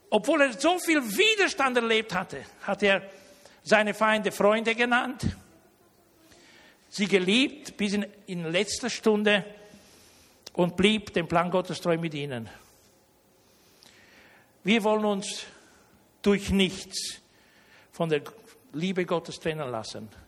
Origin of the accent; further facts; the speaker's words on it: Germany; Und wenn nicht nur ich als Deutscher einen aus Deutschland zu mir einlade, sondern auch einen aus Rumänien. Ihr wisst ja, ich komme ja nicht aus Rumänien, ja.